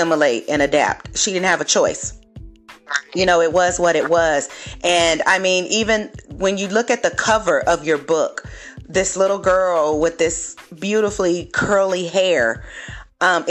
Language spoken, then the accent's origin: English; Los Angeles, California, United States; also born or lived in San Diego; my friends back in my hometown in the LA area